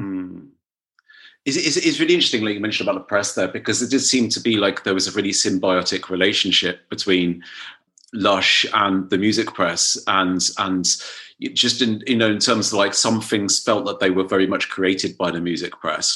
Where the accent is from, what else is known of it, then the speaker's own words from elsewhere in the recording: Dorset, South West England, United Kingdom; I was growing up in Dorset